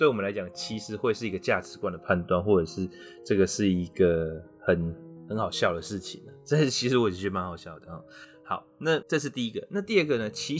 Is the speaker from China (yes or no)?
yes; China; 对，那个是，其实我们中国人哈有一种习俗，叫做改运。